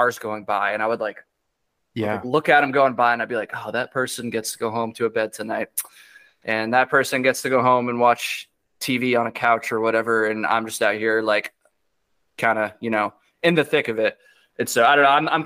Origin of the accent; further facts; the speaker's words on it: Vermont, United States; East Coaster, I'm from Vermont